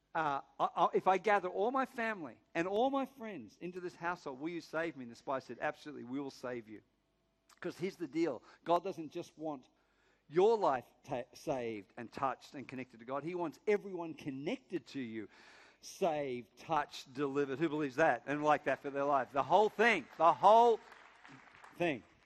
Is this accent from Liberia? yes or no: no; Sydney, New South Wales, Australia; From Northern Beaches